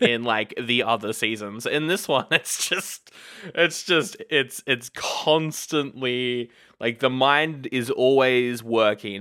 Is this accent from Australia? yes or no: yes; Australia; We are Aussie nerds